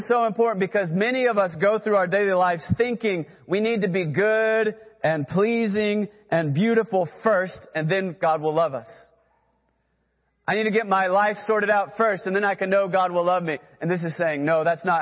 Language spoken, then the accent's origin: English; Texas, United States; now in Oklahoma, United States; I grew up in Texas, then came to Oklahoma